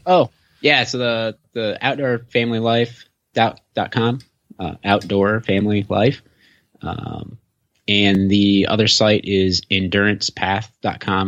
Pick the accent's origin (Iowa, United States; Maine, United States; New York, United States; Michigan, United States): Michigan, United States; moved away; also born or lived in Illinois / Minnesota; I've lived in Illinois, Minnesota, and I'm from Michigan originally